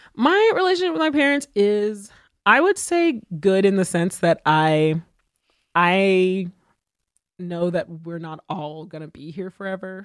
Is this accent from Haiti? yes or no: yes; Haiti; I was born in Haiti